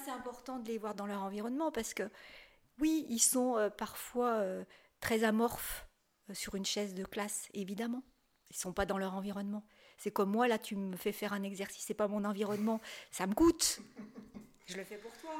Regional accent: Saint-Étienne, Auvergne-Rhône-Alpes, France; je suis stéphanoise

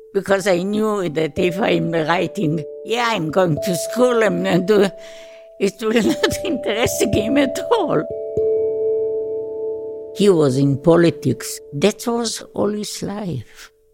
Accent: Tel Aviv, Tel Aviv District, Israel; born there; I was born in Tel Aviv.

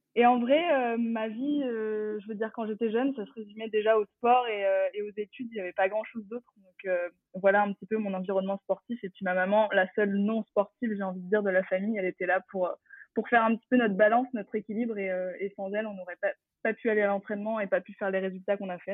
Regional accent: Champigny-sur-Marne, Île-de-France, France; j'ai grandi euh, à Champigny-sur-Marne, exactement dans le 94, euh, dans le Val-de-Marne

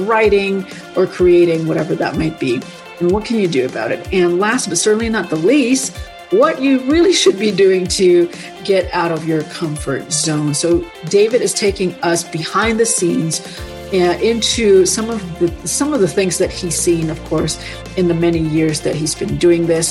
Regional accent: Indonesia; moved away; my home country in Indonesia

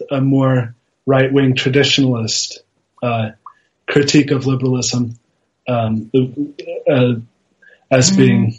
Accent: Austria; also born or lived in Italy; Austrian. My mother is American. My father's Austrian. My parents are academics, so we moved around a bit. I was born in Italy.

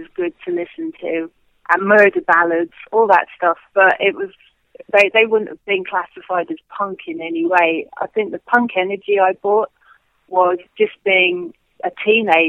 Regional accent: London, United Kingdom; growing up in London and working in London

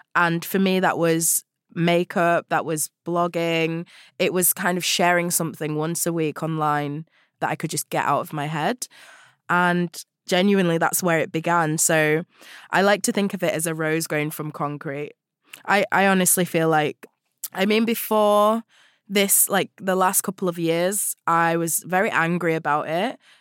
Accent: Huddersfield, Yorkshire and the Humber, United Kingdom; I grew up in West Yorkshire in a town called Huddersfield

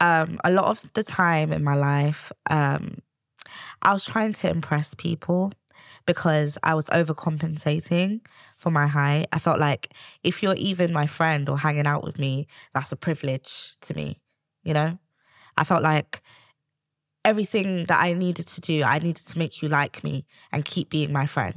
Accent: Sierra Leone; Yeah, I'm from Sierra Leone, West Africa.

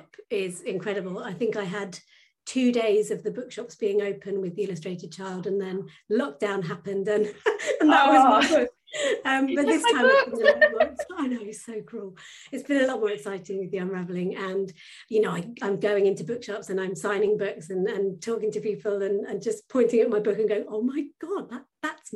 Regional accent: Suffolk coast, East of England, United Kingdom; now in Norfolk, United Kingdom; I was brought up on the Suffolk coast and I live in the countryside in Norfolk now

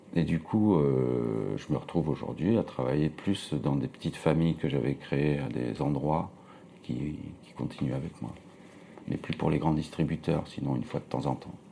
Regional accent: Nice, Provence-Alpes-Côte d'Azur, France; moved away as an adult; also born or lived in Toulouse / Paris; now in Romainville, France; je suis né en 70 à Nice, voilà, sous le soleil. Et puis j'ai fait mes études là-bas, euh, de graphiste, euh, après le bac

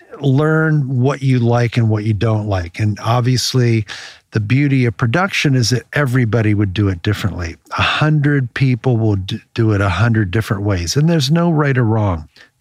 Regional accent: Maryland, United States; The story that we were talking about is when I grew up in Maryland on the Choptank River, and it was a small fisher town. It was a small town of oyster farmers.

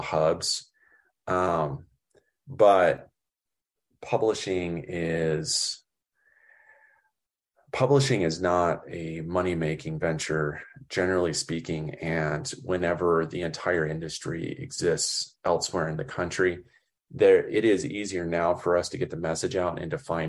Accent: Oklahoma, United States; growing up in Oklahoma

